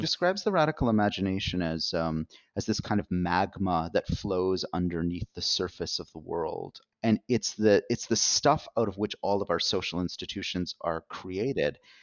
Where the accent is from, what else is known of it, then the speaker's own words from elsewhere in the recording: Canada; as a Canadian um, and someone working in the North American context